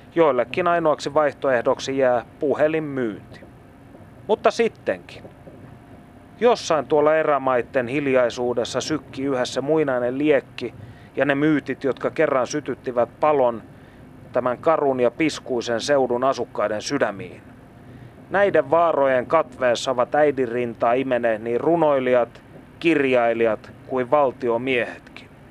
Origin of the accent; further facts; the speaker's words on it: Kokkola, Central Ostrobothnia, Finland; olen syntynyt Kokkolassa